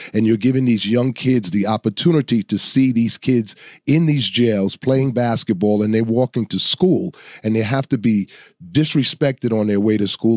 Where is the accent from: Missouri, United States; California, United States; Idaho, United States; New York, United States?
New York, United States; New York City; I was born and raised in the South Bronx